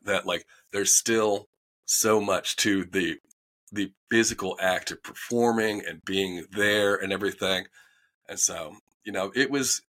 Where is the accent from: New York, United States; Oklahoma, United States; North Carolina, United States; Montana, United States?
North Carolina, United States; Winston-Salem; moved away as an adult; also born or lived in Raleigh, North Carolina; I'm from Winston-Salem, North Carolina. So it's old Southern man.